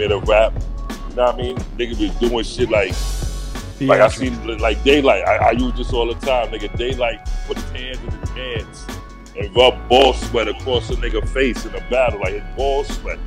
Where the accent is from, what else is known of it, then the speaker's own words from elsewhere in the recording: New York City, New York, United States; also born or lived in Harlem; I'm a New Yorker, nigga. I came from a goon kind of family, and we was all over the place, Far Rockaway, Brooklyn, Bronx